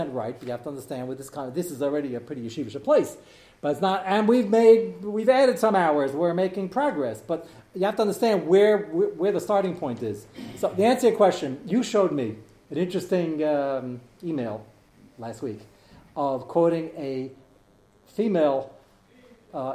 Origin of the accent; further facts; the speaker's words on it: United States; I'm more American than you. I'm here 5 generations already